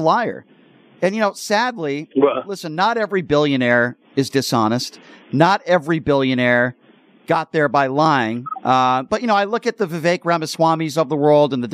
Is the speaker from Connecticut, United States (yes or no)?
yes; Connecticut, United States; now in Las Vegas, United States; I'm from back east myself. I'm from Connecticut